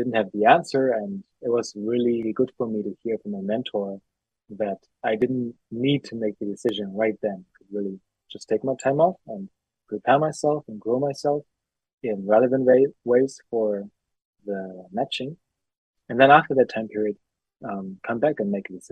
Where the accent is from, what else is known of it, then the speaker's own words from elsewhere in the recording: Germany; I'm from Germany.